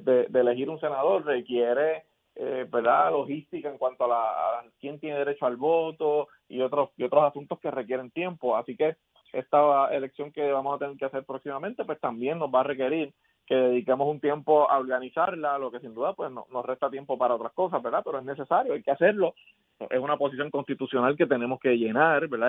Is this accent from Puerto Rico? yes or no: yes; Puerto Rico; como puertorriqueño